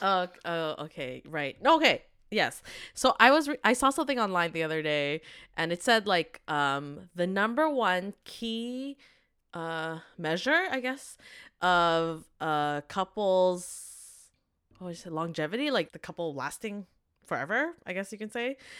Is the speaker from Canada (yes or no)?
yes; Vancouver, British Columbia, Canada; growing up in Vancouver